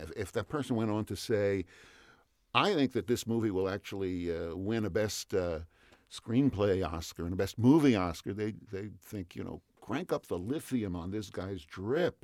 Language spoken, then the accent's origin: English; New York City, New York, United States; moved away as an adult; now in California, United States; I'm a New Yorker. I, okay. I grew up in Queens, and I came to California